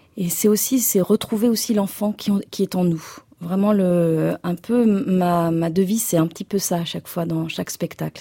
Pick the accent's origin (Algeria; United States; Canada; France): France; Anjou, Pays de la Loire; je viens de, de l'Anjou.